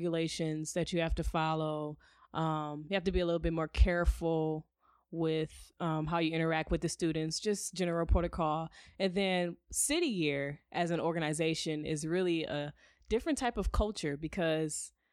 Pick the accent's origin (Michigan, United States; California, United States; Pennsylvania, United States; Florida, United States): Michigan, United States; Detroit; moved away as an adult; also born or lived in San Antonio, Texas; now in Arizona, United States; originally I'm from Detroit, Michigan